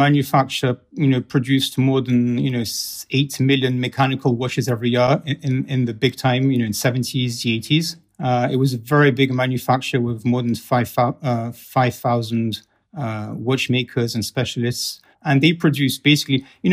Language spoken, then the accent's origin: English; England, United Kingdom; now in Russia; I was raised in England.